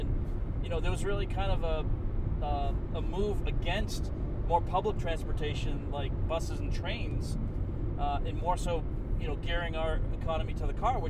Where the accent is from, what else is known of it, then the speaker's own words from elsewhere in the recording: Boston, Massachusetts, United States; my hometown of Boston, you know, where I grew up in Greater Boston